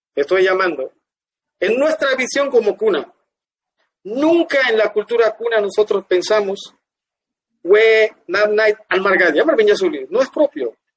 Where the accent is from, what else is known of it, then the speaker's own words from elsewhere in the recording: Guna Yala, Panama; also born or lived in Ustupu / Cartí; Yo nací en Eustupuyu y Ogopsukum, pero mi infancia, los primeros 3, 4, 5 años creo que yo viví, viví en el sector Cartí